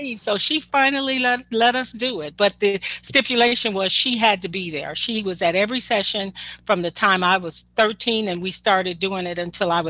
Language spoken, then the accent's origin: English; Detroit, Michigan, United States; I mean, you know, we're from Detroit.